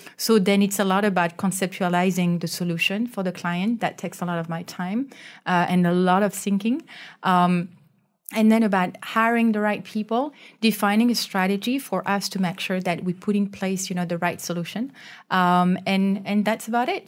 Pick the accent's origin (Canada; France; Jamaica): France; now in Malaysia; I'm from France